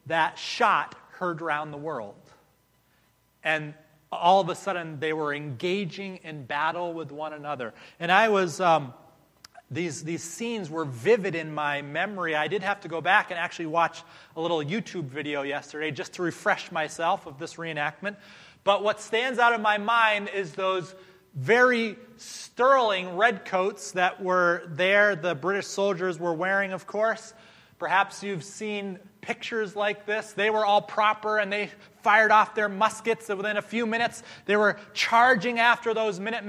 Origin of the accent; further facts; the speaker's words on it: Massachusetts, United States; my father would make us do every single April growing up in Massachusetts